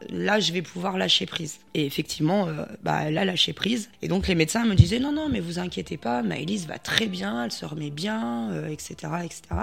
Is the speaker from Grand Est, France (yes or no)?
no; Voreppe, Auvergne-Rhône-Alpes, France; je viens de Vorep et je suis auxiliaire de vie